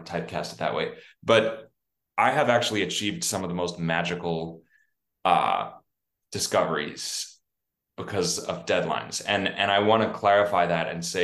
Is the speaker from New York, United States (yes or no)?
yes; New York City, New York, United States; growing up on the Upper West Side